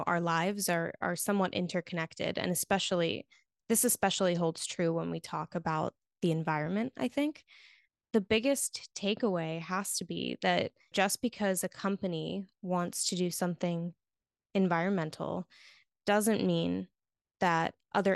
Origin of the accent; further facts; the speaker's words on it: Florida, United States; in my home state